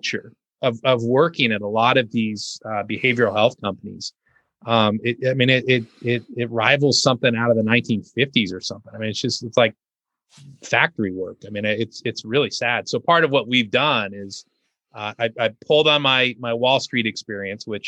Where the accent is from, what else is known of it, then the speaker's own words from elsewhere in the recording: Southern California, United States; moved away as an adult; now in Arkansas, United States; growing up in Southern California